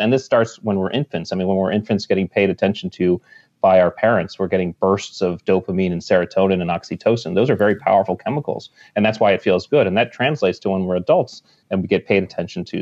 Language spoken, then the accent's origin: English; Connecticut, United States; I grew up in Connecticut, right on the water